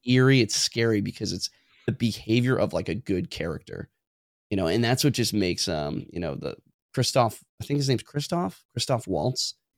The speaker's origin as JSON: {"language": "English", "town": "Tacoma", "region": "Washington", "country": "United States", "said": "I'm from Tacoma. I work in a jo-, joint base, Lewis McCord, Fort Lewis"}